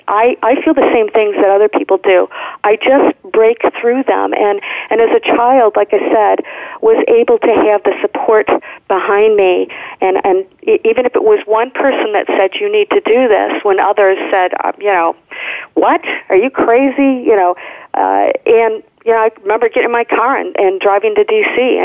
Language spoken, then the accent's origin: English; Michigan, United States; my brother and I grew up in Michigan on a lake